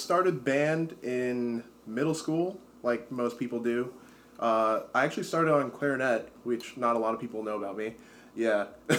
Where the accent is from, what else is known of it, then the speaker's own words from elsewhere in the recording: South Brunswick, New Jersey, United States; So I'm from New Jersey. So I went to South Brunswick High School